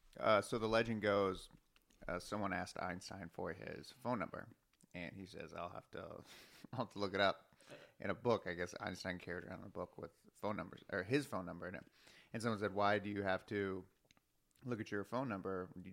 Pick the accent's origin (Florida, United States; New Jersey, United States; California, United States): Florida, United States; moved away; I'm from Florida